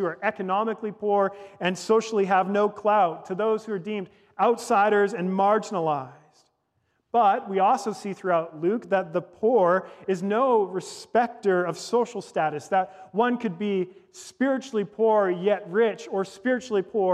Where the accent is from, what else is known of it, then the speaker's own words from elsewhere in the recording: Victoria, British Columbia, Canada; I was born in Victoria, British Columbia, at the Royal Jubilee Hospital